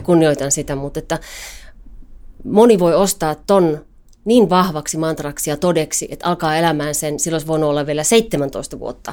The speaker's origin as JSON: {"language": "Finnish", "town": "Kajaani", "region": "Kainuu", "country": "Finland", "tie": "born or raised there", "moved": "yes", "lives_now": "Helsinki, Finland", "said": "Mä oon Kajanista kotosin"}